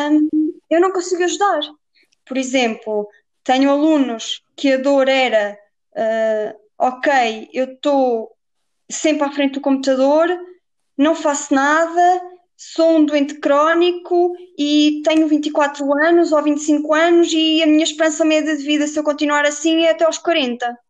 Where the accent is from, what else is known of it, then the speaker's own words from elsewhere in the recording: Viseu, Portugal; also born or lived in Guarda; sou de Viseu